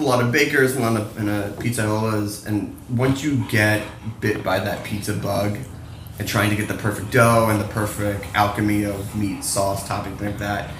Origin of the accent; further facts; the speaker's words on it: Philadelphia, Pennsylvania, United States; To me growing up was, like whenever we got to go from Philly to New York